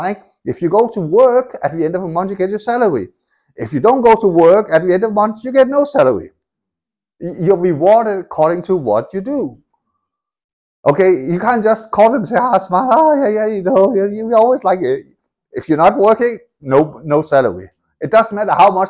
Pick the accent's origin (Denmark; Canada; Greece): Denmark; moved away; I grew up in Denmark